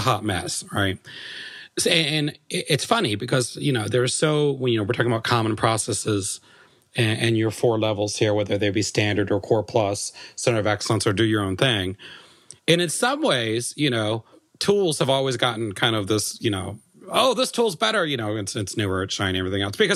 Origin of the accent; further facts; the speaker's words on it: United States; I'm American